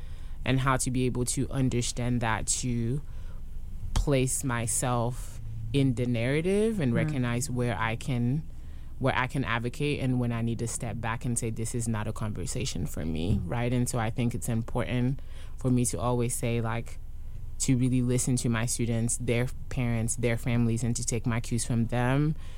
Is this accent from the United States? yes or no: yes; Durham, North Carolina, United States; And when I'm like, I'm from Durham, they're like, no. Where are you really from? Like, North Carolina?